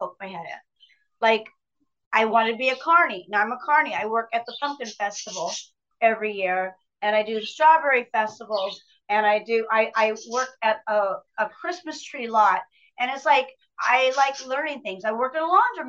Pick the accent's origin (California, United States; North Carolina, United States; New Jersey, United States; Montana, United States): California, United States; Pomona; I was born in Pomona, California